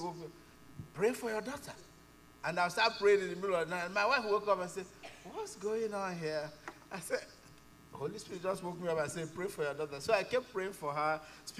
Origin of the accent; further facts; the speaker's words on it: Nigeria; moved away as an adult; now in Canada; So, we are immigrants. We immigrated from Nigeria